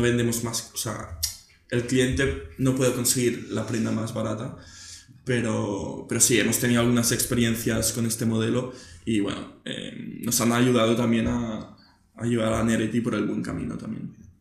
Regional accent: Barcelona, Catalonia, Spain; también nací en Barcelona

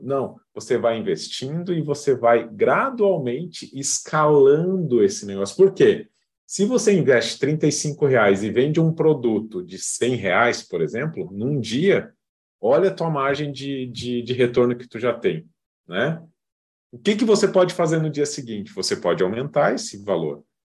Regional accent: Rio Grande do Sul, Brazil; moved away as an adult; now in Florianópolis, Brazil; Moro hoje em Florianópolis, sou gaúcho

